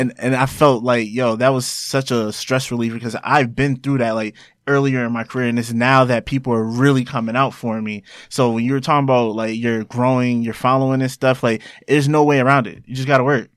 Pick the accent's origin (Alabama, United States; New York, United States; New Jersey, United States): New Jersey, United States; Roselle; also born or lived in Elizabeth, New Jersey; I was born and raised in Jersey.